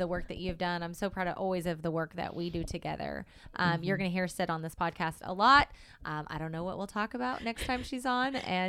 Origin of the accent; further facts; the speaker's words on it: Oklahoma, United States; Right. Yeah. Southern Oklahoma. Yeah. Yep. Yep.